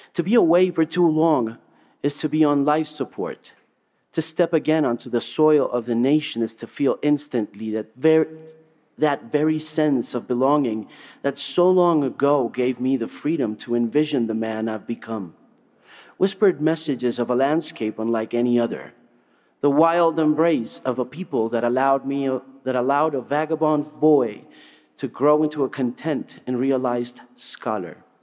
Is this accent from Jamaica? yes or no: no; Colombia; about being a Colombian